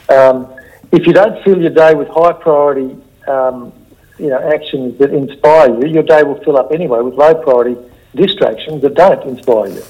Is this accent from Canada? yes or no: no; Australia; as an Aussie bloke